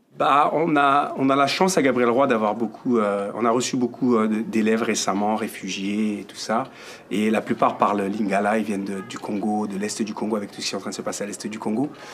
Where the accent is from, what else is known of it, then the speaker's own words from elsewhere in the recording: France; now in Canada; Moi j'ai grandi en France